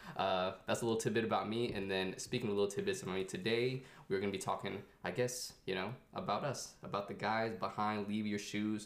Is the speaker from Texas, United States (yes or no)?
no; Northern Virginia, United States; also born or lived in Newmarket, Ontario, Canada; My parents are refugees from Cambodia. We moved to the DC area, Northern Virginia area, and I pretty much call Northern Virginia my home. Went to school here, you know, elementary school, high school, college